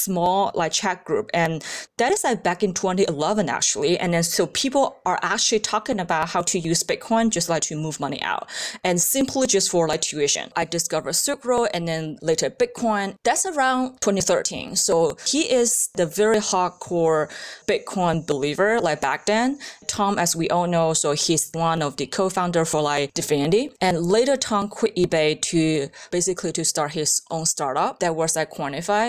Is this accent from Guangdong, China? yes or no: yes; Guangdong, China; moved away as an adult; now in United States; I was born and raised back in China and like Guangdong province